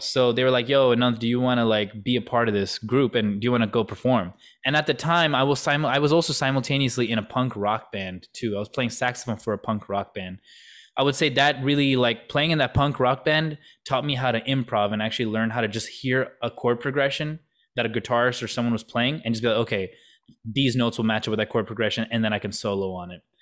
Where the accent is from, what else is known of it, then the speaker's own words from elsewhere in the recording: Canton, Ohio, United States; also born or lived in Kentucky; now in Columbus, United States; I was only in Kentucky for about two years of my life, like, first two years, and then we moved to Canton